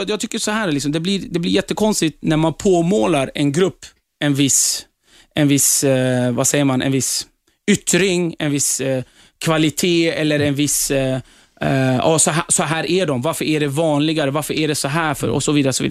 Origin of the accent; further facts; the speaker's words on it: Turkey; now in Sweden; jag flydde hit för att kunna fortsätta få vara kurd. Det var därför vi flydde från Turkiet. För att i Turkiet än idag så förtrycks kurder. Och vi får inte prata vårt språk och så vidare.